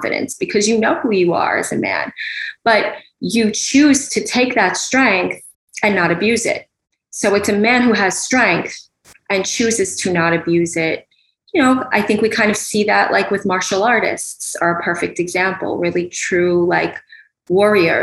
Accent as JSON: {"language": "English", "town": "New York City", "region": "New York", "country": "United States", "tie": "born or raised there", "said": "growing up in New York City"}